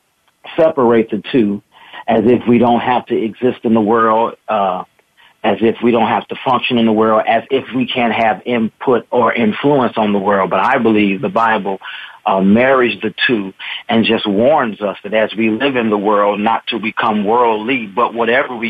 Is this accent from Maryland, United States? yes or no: no; Gary, Indiana, United States; also born or lived in Little Rock, Arkansas; I was born in Little Rock, raised in Gary, Indiana